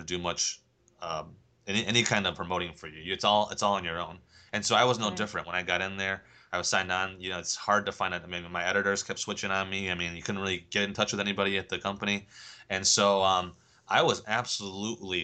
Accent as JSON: {"language": "English", "region": "England", "country": "United Kingdom", "moved": "yes", "lives_now": "United States", "said": "being English"}